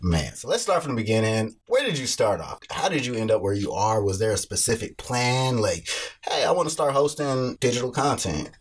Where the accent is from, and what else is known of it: Kansas City, Missouri, United States; born or raised there